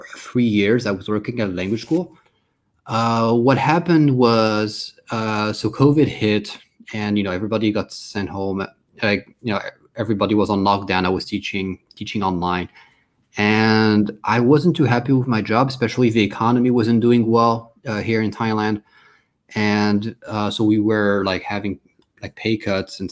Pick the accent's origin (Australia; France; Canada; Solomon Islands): France; moved away; also born or lived in Washington, D.C., United States / United Kingdom; I moved to France, where I spent most of my childhood and teenage years